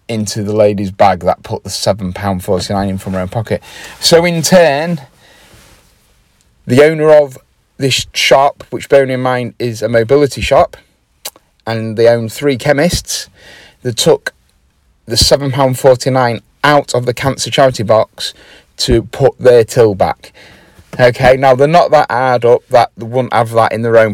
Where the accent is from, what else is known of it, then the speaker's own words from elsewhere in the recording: Grimsby, Yorkshire and the Humber, United Kingdom; I am from Grimsby